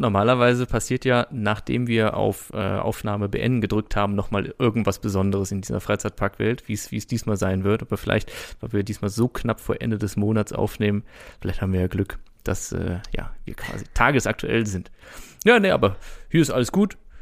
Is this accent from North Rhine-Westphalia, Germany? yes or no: yes; Brüggen, North Rhine-Westphalia, Germany; moved away; das ist quasi meine alte Heimat